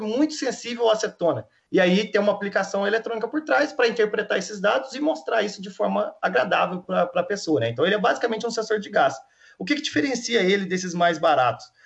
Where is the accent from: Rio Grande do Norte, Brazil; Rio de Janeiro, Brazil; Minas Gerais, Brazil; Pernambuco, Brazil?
Minas Gerais, Brazil; eu sou mineiro, né? Mineiro, para mim, é sempre que quando eu saio do, do, estado de Minas, o pessoal já vem direto falando em uai e pão de queijo, né? E eu tenho muito orgulho de ser de Minas Gerais